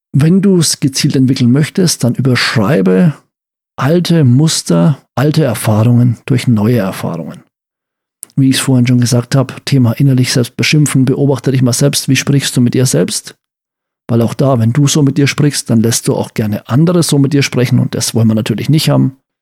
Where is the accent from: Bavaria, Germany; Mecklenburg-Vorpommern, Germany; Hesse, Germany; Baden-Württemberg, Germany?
Bavaria, Germany; Franconia; bei uns in Franken